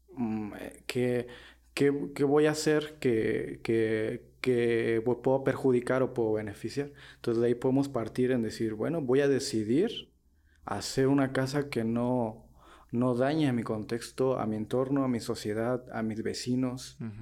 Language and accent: Spanish; Morelia, Michoacán, Mexico; soy de aquí de Morela, Michoacán